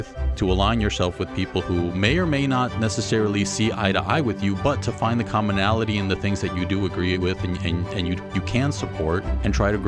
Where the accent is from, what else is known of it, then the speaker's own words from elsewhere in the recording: Mexico; born there; So I was born in Mexico.